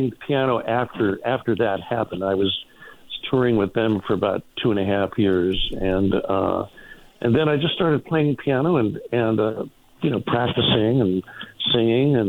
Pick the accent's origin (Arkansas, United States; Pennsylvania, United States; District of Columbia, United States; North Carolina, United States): Pennsylvania, United States; Glenshaw; moved away as an adult; now in California, United States; I'm from Pittsburgh, Pennsylvania.